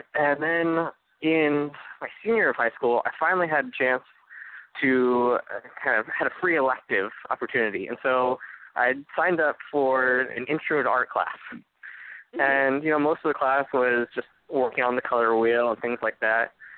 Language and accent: English; Fayetteville, Arkansas, United States; a architecture program at the University of Arkansas um, in my hometown